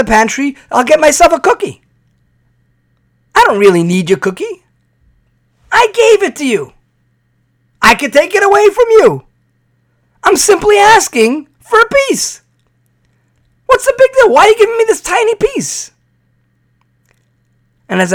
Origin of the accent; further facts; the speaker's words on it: New York, United States; moved away; growing up in New York, we called it black and whites